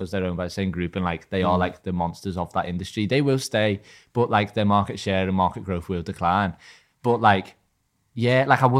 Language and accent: English; Liverpool, North West England, United Kingdom; growing up in Liverpool